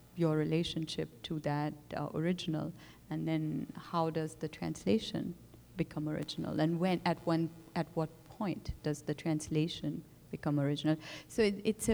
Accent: Pakistan; my own relationship to Urdu language in terms of growing up with this, in Pakistan

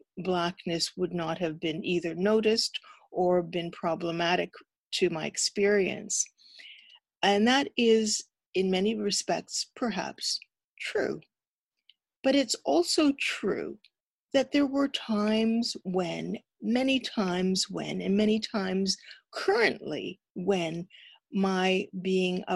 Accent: Toronto, Ontario, Canada; I have long roots in this country, and I grew up in Ontario

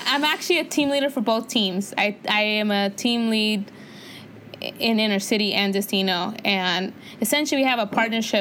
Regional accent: California, United States; also born or lived in Santa Barbara; I grew up in the inner city, so I grew up around Latinos and black people

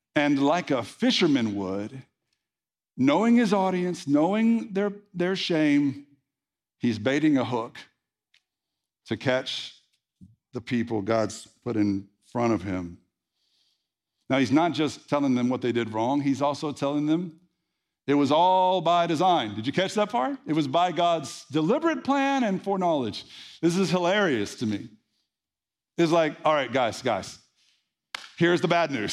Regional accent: the Bible Belt, United States; I was raised in the Bible Belt, preacher's kid

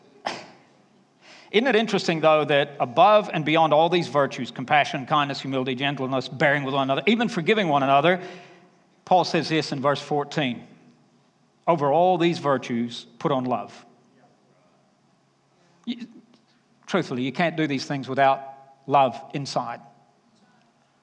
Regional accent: Alabama, United States; You can pick up my accent, can't you? Because when I get back to Alabama, I'll just come home and say, y'all.

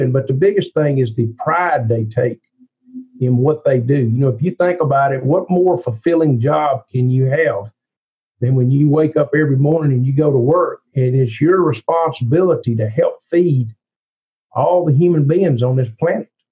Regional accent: Cleveland, Mississippi, United States; accent: thick Southern; I grew up in Cleveland, Mississippi

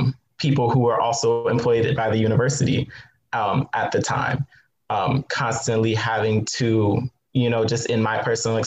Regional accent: Southwest Virginia, United States; I grew up in Southwest Virginia in a predominantly white town.

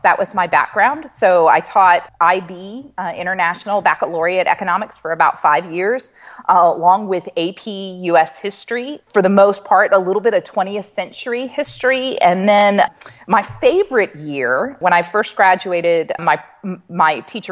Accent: Maryland, United States; now in Lexington, United States; I was born in Maryland.

